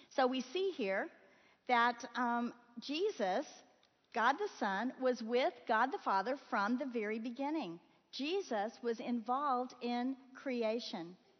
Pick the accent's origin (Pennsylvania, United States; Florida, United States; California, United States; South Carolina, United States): Florida, United States; moved away; I grew up in Florida